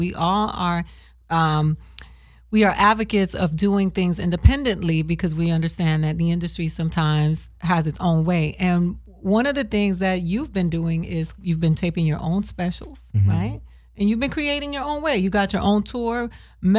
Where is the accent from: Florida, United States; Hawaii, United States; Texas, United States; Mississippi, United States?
Florida, United States; Miami; moved away; I'm from Miami